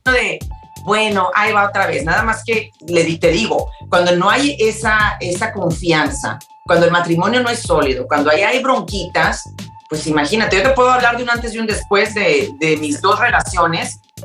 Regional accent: Mexico; now in Houston, United States; yo soy mexicana

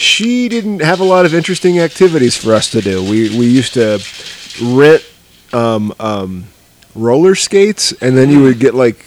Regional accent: Iowa, United States; I'm from Iowa

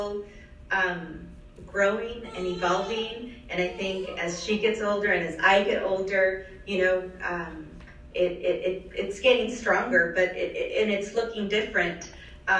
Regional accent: Los Angeles, California, United States; she migrated to Los Angeles, where I was born a few years later

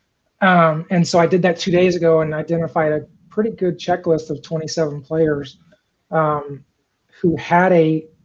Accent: East Central Illinois, United States; I grew up in East Central Illinois.

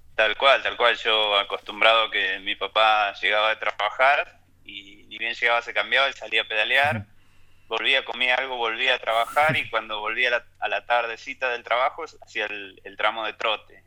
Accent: Ayacucho, Buenos Aires Province, Argentina; moved away as an adult; now in Merlo, Argentina; nací en Ayacucho, Buenos Aires, totalmente plano

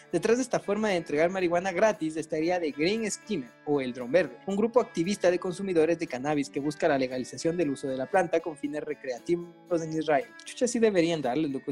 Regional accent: Latacunga, Cotopaxi, Ecuador; now in Quito, Ecuador; mi pueblo, no había blockbusters en Latacunga

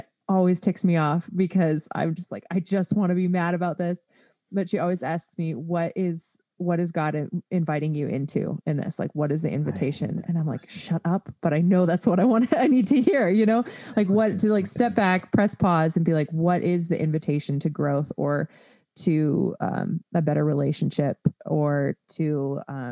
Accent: United States; being an American

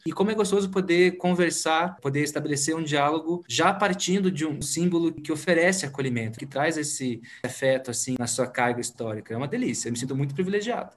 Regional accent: Curitiba, Paraná, Brazil; eu sou aqui de Curitiba

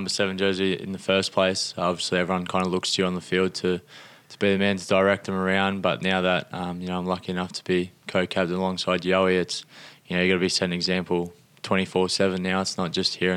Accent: New Zealand; also born or lived in Northern Beaches, Sydney, Australia; now in Australia; spent most of my childhood growing up in New Zealand

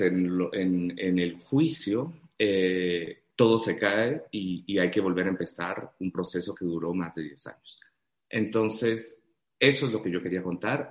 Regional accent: Guatemala; yo tengo una etiqueta en mi país de comunista terrible

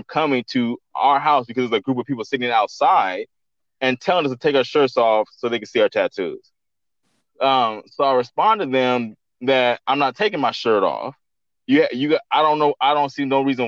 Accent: Central California, United States; now in Los Angeles, United States; I'm not originally from Los Angeles. I'm from like Central California, which is like 3 hours away from Los Angeles.

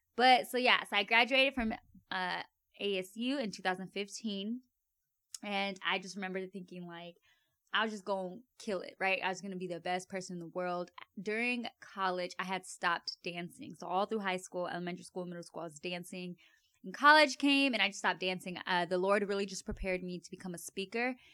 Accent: Avondale, Arizona, United States; I grew up in Avondale, Arizona.

